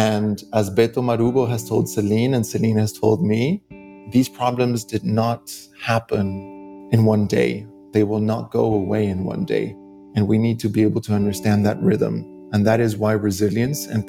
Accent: Mexico; moved away; I grew up seeing this on a day-to-day basis in Mexico

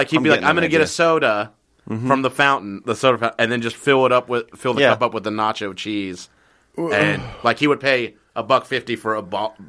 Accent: Texas, United States; Who would know I'm from Texas?

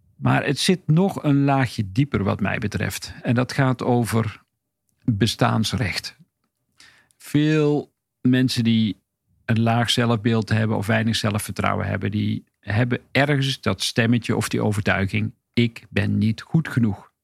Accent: Hedel, Gelderland, Netherlands; ik ben geboren in Hedel

